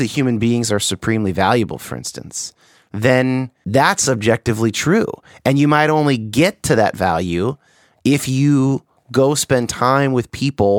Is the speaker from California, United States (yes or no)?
yes; California, United States; now in Seattle, United States; I'm from California.